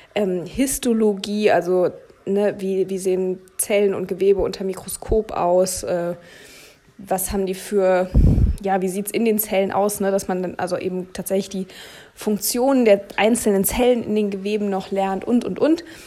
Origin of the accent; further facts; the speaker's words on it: Berlin, Germany; moved away as an adult; ich bin in Berlin geboren und aufgewachsen